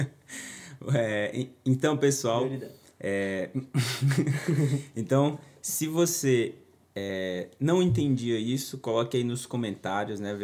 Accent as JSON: {"language": "Portuguese", "region": "Tocantins", "country": "Brazil", "said": "esse aqui é da minha terra. Lá no Tocantins"}